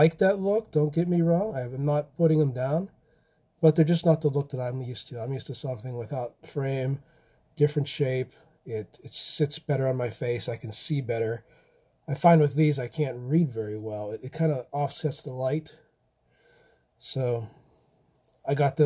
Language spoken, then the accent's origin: English; Pennsylvania, United States; I come from Pennsylvania, and not far from really where the Amish are